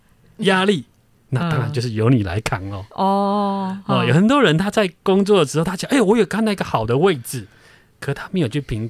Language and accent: Chinese; Taiwan; 我们台湾人放年假